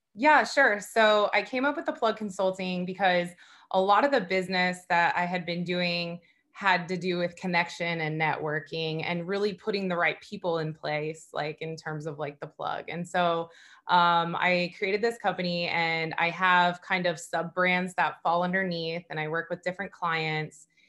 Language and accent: English; Southern California, United States; moved away as an adult; now in Fort Lauderdale, United States; I grew up in Southern California